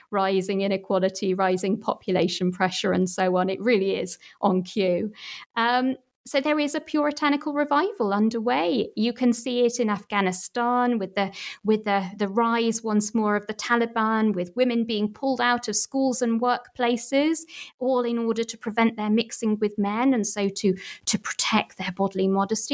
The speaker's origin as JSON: {"language": "English", "town": "Manchester", "region": "North West England", "country": "United Kingdom", "tie": "born or raised there", "said": "my hometown, Manchester"}